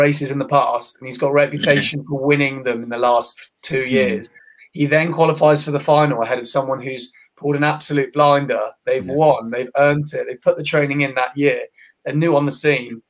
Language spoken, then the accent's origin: English; United Kingdom; as a British football fan